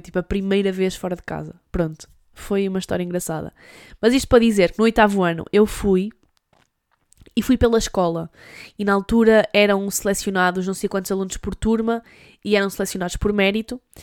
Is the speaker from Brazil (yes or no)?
no; Douro, Norte, Portugal; also born or lived in Porto; Eu sou do Douro e no Douro há montanhas